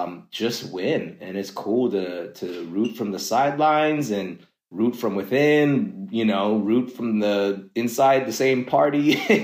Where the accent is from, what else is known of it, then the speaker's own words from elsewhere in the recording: Los Angeles, California, United States; like I grew up out here, LA native, to be specific. My childhood, I spent most of it in growing up in the San Fernando Valley in Northridge. And, you know, I went to UCI for college, but like pretty much all around LA.